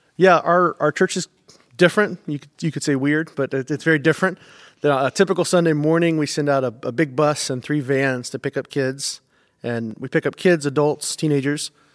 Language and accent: English; United States; moved away; also born or lived in Indiana / North Carolina / Georgia; I grew up, like I said, North Carolina, Georgia